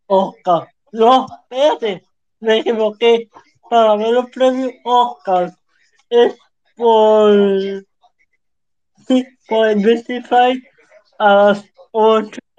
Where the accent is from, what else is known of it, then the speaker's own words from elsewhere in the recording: Puerto Rico; yo creo que no soy el único boricua.